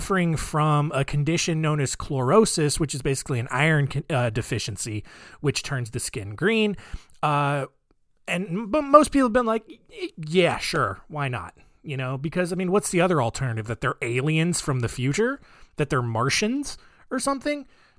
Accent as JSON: {"language": "English", "country": "Australia", "accent": "Australian", "said": "It's like my wife pointed out that my British accent is just my Australian accent, which it's the same people."}